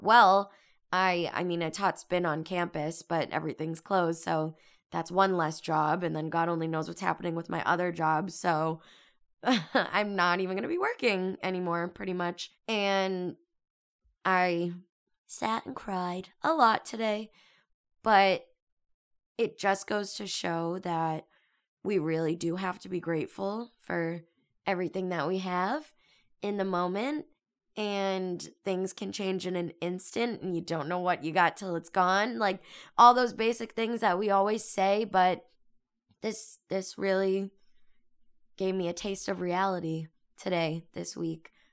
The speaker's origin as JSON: {"language": "English", "town": "Boston", "region": "Massachusetts", "country": "United States", "moved": "as an adult", "lives_now": "California, United States", "said": "I'm from Boston. I'm out here in California for school"}